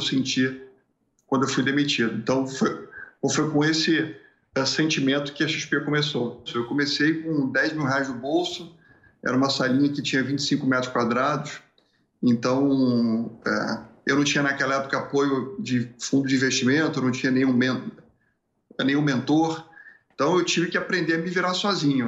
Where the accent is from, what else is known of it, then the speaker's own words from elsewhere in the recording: Rio de Janeiro, Brazil; moved away as an adult; also born or lived in Porto Alegre; deixa eu fugir do Rio de Janeiro porque eu não quero ficar aqui nesse nesse lugar mais onde eu, onde eu nasci